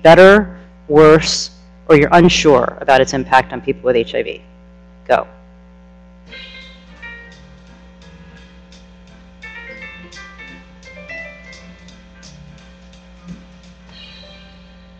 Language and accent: English; New York, United States; now in Washington, D.C., United States; I'm also a New Yorker who lives in DC